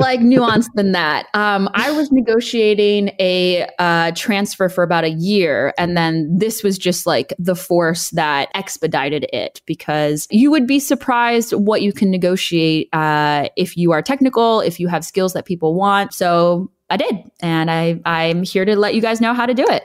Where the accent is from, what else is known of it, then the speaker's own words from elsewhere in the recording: Los Angeles, California, United States; moved away as an adult; also born or lived in Boston / Beijing / London; now in Berlin, Germany; I am originally from Los Angeles, California